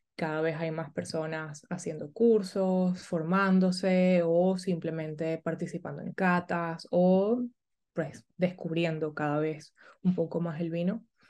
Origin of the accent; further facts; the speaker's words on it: Caracas, Capital District, Venezuela; moved away as an adult; also born or lived in Houston, United States; now in Barcelona, Spain; nací en Caracas y mm, eh, mi familia es, es italiana